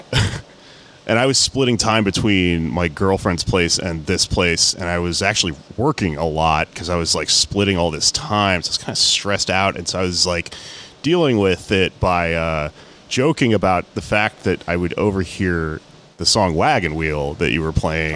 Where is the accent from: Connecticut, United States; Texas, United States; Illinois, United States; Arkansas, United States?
Texas, United States; Houston; growing up in Houston